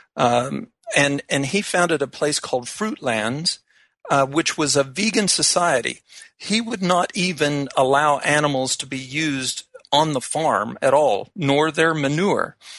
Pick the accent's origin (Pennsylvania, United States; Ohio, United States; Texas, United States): Texas, United States; Fort Worth; moved away; now that I've moved from um, my hometown of Fort Worth